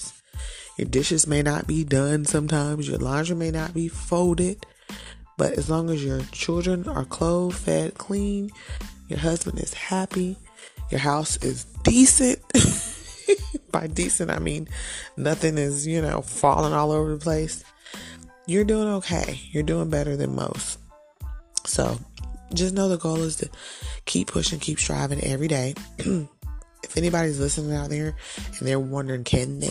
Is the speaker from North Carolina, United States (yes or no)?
yes; Fayetteville, North Carolina, United States; I am originally from Fayetteville, North Carolina, born and raised